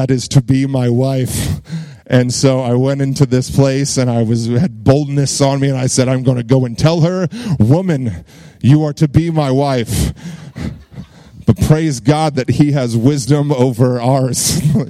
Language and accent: English; Virginia Beach, Virginia, United States; moved away as an adult; also born or lived in Dallas, Texas; now in Burleson, United States; I'm from Virginia Beach, Virginia